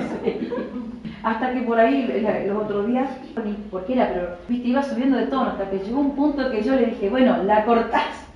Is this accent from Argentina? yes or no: yes; Chaco, Argentina; moved away as an adult; also born or lived in Entre Ríos; nunca salí de Chaco